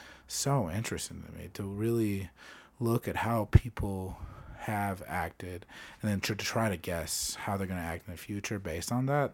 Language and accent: English; Phoenix, Arizona, United States; now in Denver, United States; I grew up in Phoenix, Arizona.